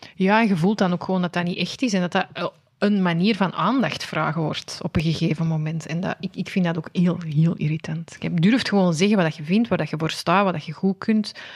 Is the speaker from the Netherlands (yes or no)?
no; Antwerp, Flanders, Belgium; accent: Antwerps; mijn Antwerps accent